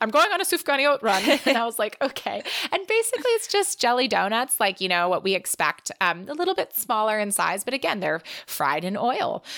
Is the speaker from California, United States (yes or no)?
yes; California, United States; moved away as an adult; also born or lived in Israel; growing up in California